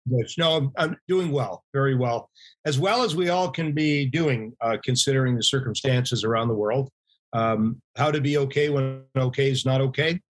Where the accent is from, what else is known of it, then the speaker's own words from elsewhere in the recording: Canada; uh, for a good chunk of our membership, we're Canadian.